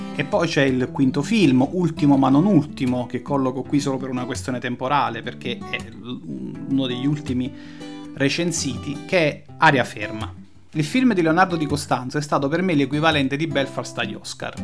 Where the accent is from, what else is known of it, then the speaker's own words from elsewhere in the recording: Naples, Campania, Italy; io da napoletano